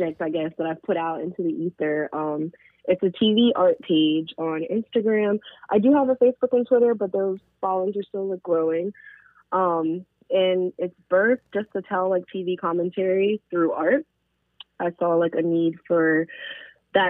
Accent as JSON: {"language": "English", "country": "Jamaica", "said": "I'm Jamaican as well"}